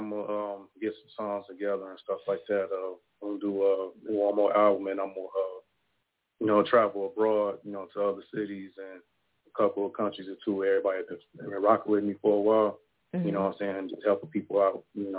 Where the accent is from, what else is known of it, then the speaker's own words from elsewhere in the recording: Detroit, Michigan, United States; from Detroit, Michigan.